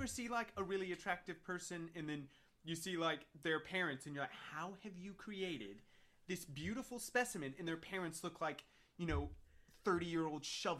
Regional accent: the South, United States; But yeah, I mean, like, where I grew up in the South was heavily influenced, like I said, by, like, soul food

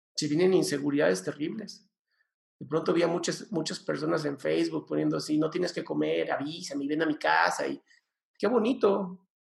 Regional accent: Mexico; soy mexicano y amo mi país

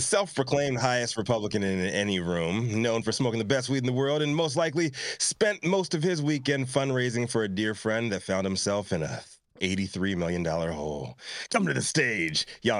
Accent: Virginia, United States; I'm from Virginia.

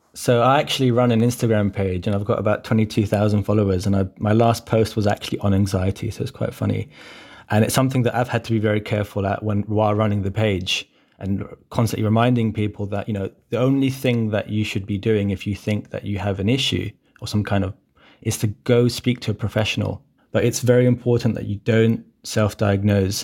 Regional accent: London, United Kingdom; growing up in Brent, for example, uh, uh, especially with, like, I, I come from a, a Cypriot background

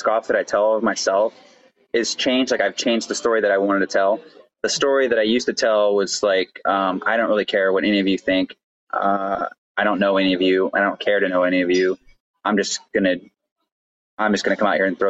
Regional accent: Austin, Texas, United States; I'm from Austin, Texas

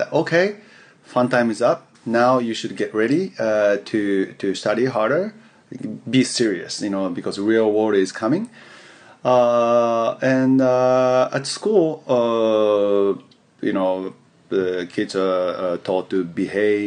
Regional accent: Yokohama, Kanagawa, Japan; English is a second language; moved away as an adult; also born or lived in United States; I was born and raised in Yokohama, Tokyo, near Tokyo, in Japan

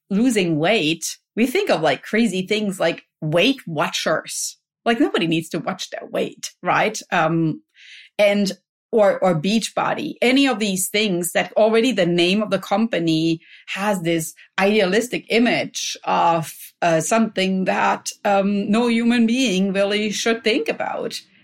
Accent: Germany; now in California, United States; I grew up in Germany

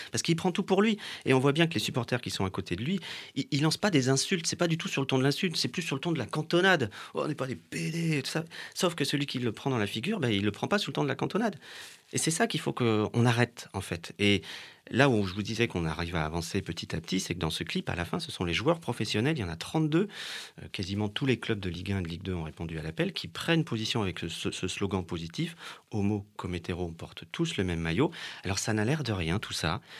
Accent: Paris, Île-de-France, France; Et on y allait en tant que Parisien gay.

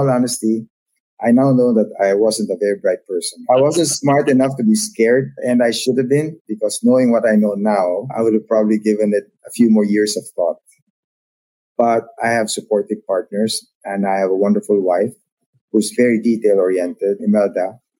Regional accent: Philippines; So that's a part of being Filipino. Like I said, we understand how we work together.

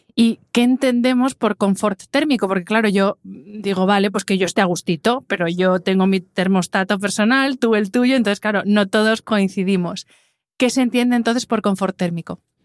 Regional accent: Madrid, Community of Madrid, Spain; yo que soy de Madrid, que vengo mucho a Valencia

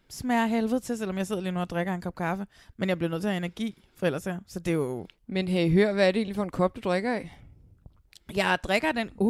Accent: Næstved, Zealand, Denmark; Men altså, det, jeg er jo fra Næstved

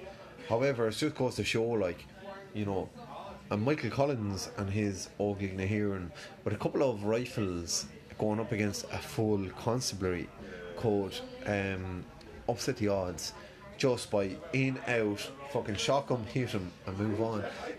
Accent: Ireland; being Irish.

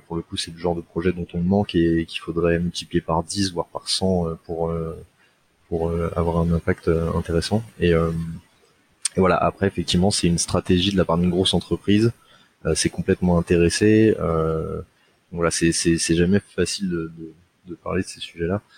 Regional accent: Seine-Saint-Denis, Île-de-France, France; je viens de Seine-Saint-Denis

